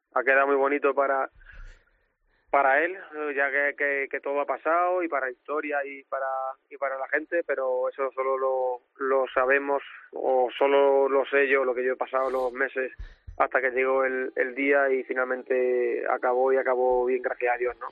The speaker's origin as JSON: {"language": "Spanish", "area": "Olivenza", "region": "Extremadura", "country": "Spain", "said": "La feria de mi tierra"}